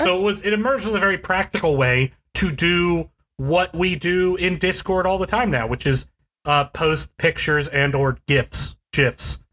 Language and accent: English; Charleston, West Virginia, United States; Charleston, West Virginia, which is my hometown, that I went to as a kid.